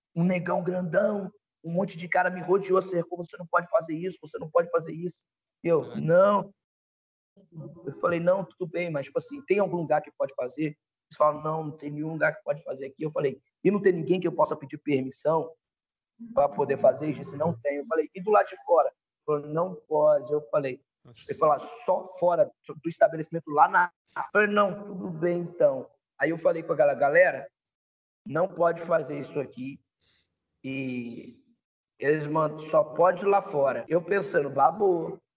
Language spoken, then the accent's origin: Portuguese; Espírito Santo, Brazil; moved away; Sou do Espírito